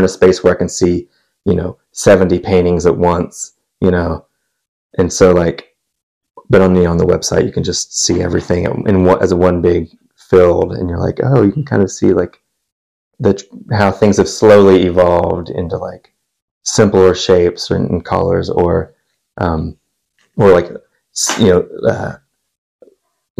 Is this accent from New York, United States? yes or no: no; Ashland, Kentucky, United States; moved away; Originally from Ashland, Kentucky. Yeah, so that's it's northeast Kentucky